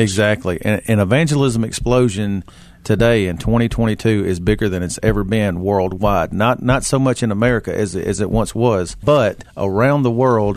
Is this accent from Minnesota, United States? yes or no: no; Ripley, Tennessee, United States; moved away as an adult; also born or lived in Cordova, Tennessee; I grew up there in Ripley. Uh, my whole life was born and reared there